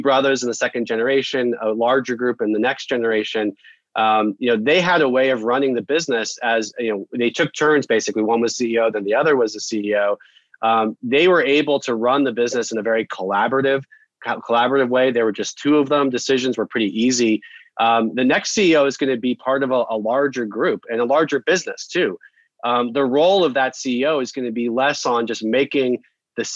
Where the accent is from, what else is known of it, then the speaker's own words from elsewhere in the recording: Denver, Colorado, United States; now in Boston, United States; I'm from Denver, a lifelong Broncos